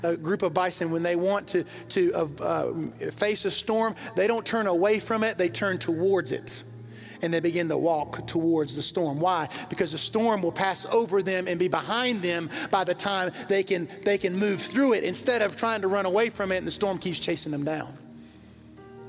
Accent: the South, United States; When I was growing up, I grew up in the South

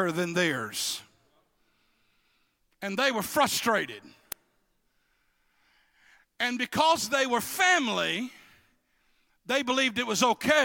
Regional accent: Louisiana, United States; I'm not from Texas. I'm from what hold Texas up

